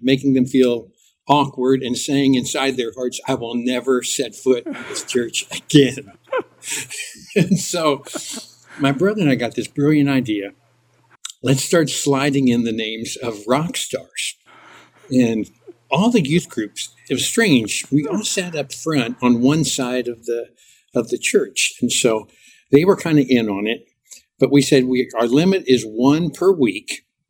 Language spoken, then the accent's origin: English; Cincinnati, Ohio, United States; I grew up in Cincinnati, Ohio.